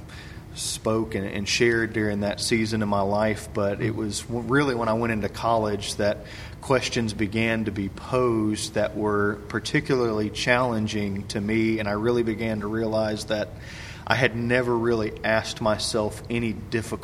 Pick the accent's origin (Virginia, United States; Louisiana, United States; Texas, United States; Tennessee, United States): Tennessee, United States; Cleveland; I grew up in Cleveland, Tennessee